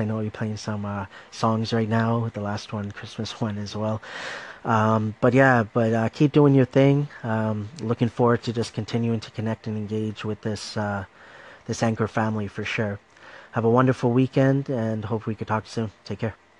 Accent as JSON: {"language": "English", "town": "Markham", "region": "Ontario", "country": "Canada", "said": "I'm Canadian. Okay, I'm from Toronto, Ontario, Markham to be exact."}